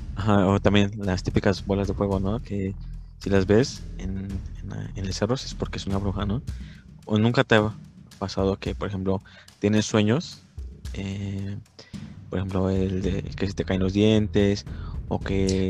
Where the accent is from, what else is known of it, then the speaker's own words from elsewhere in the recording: Mexico; Como mexicanos